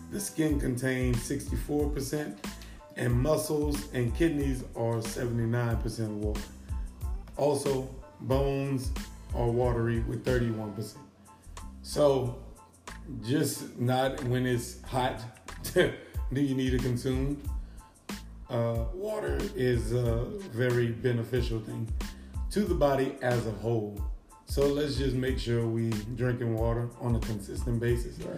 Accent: Louisiana, United States; I'm from Louisiana. I'm from Louisiana.

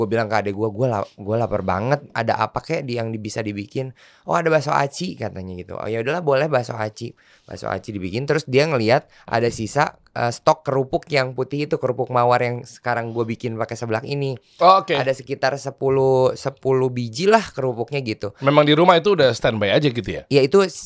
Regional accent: West Java, Indonesia; born there; salah satu cemilan Eh, dari kota kelahiran gue, maksudnya tanah Sunda

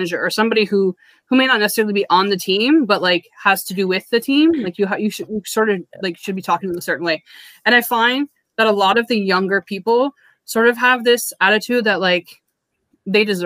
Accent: Canada; I'm Canadian

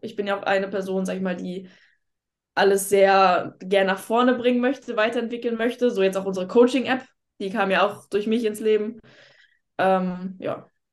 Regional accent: Lübeck, Schleswig-Holstein, Germany; moved away; Ich komme ja nicht gebürtig aus Hamburg, ich komme aus Lübeck

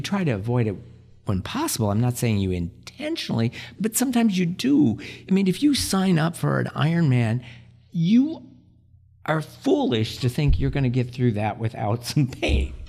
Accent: South Dakota, United States; moved away as an adult; also born or lived in Nebraska / Hawaii; now in Des Moines, United States; I grew up in South Dakota, went to medical school in Nebraska

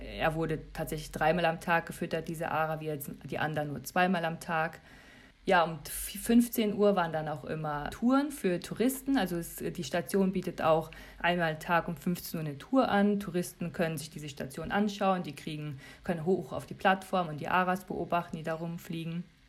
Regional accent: Germany; als Europäer, als Deutscher

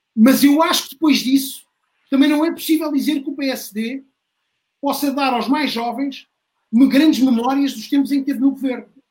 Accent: Beja, Alentejo, Portugal; sou de Beja

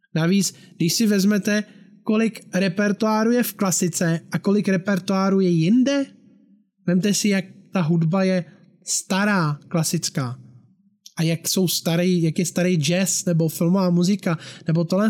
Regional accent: Bohemia, Czechia; u nás v Čechách

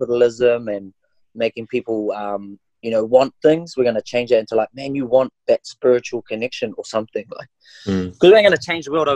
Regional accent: New Zealand; first language Maori; English is a second language; also born or lived in Auckland; I'm just a Kiwi boy on Aotearoa.

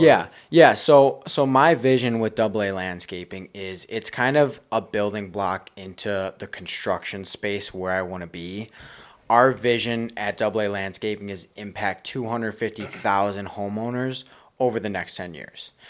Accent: Buffalo, New York, United States; I'm from Buffalo, New York.

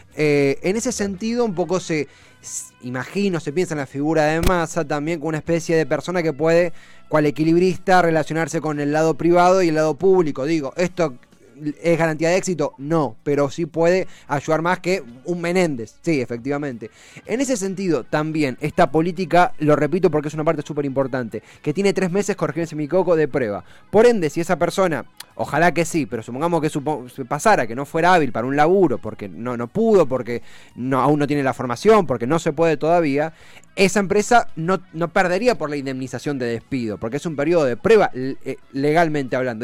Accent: Argentina; nosotros como argentinos

